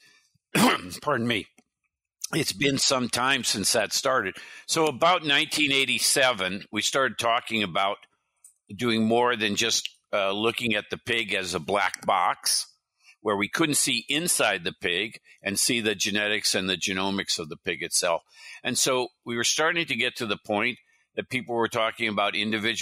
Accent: California, United States; also born or lived in Midwest / Iowa / Wisconsin / New York; I moved to California with my family.

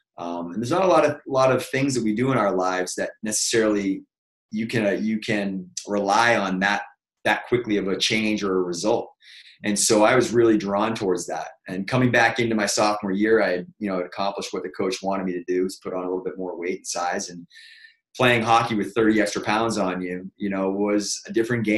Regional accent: Boston, Massachusetts, United States; moved away as an adult; now in California, United States; I'm from Boston, Mass. Originally, moved out to California 16 years ago

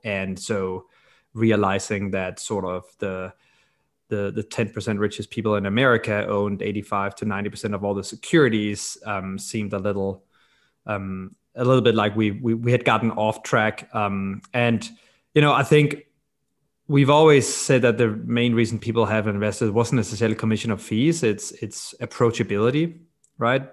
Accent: Copenhagen, Capital Region of Denmark, Denmark; I grew up in Copenhagen, Denmark

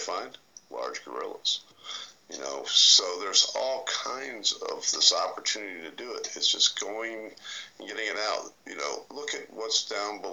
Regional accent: West Virginia, United States; I was born in West Virginia

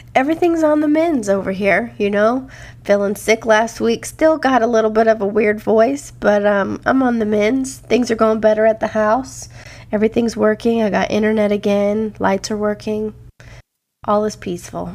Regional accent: Louisiana, United States; born or raised there; also born or lived in Iowa

